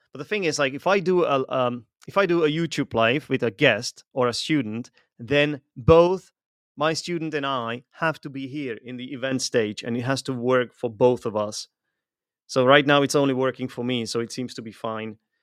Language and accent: English; Czechia; I'm from Europe. I come from the Czech Republic.